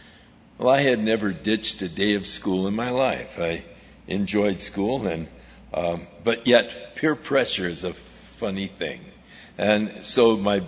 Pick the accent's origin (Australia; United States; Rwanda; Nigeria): United States; Ventura, California; I grew up in Ventura